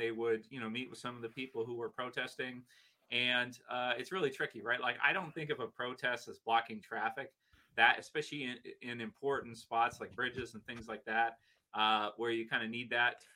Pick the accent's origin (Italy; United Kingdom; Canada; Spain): Canada; from living here, being Canadian